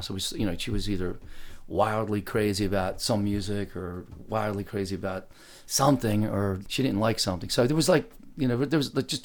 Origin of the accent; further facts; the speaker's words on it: Philadelphia, Pennsylvania, United States; also born or lived in Darby, Pennsylvania, United States; I was born out there near Southwest Philadelphia, you know, Darby, PA, you know, mm-hmm.